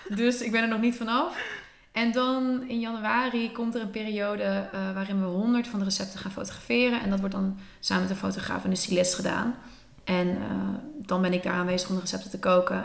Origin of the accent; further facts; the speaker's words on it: Netherlands; mijn vader is Spaans, mijn moeder is Nederlands, ik ben gemixt, ik ben in Nederland opgegroeid